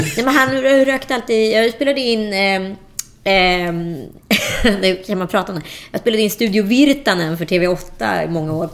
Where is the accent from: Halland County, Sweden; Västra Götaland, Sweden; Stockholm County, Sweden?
Västra Götaland, Sweden; Strömstad; moved away as an adult; also born or lived in Örebro / Kullavik; jag växte upp i Strömstad eh, mellan 11 och 17.